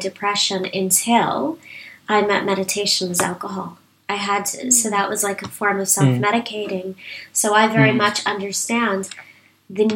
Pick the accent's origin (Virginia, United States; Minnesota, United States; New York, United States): New York, United States; New York City; moved away as an adult; also born or lived in Asia; now in United Kingdom; I come from New York City